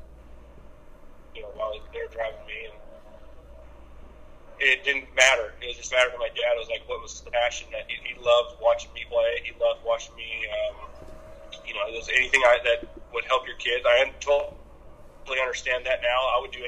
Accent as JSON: {"language": "English", "area": "Orange County", "region": "Southern California", "country": "United States", "tie": "born or raised there", "said": "I grew up in Southern California, Orange County area"}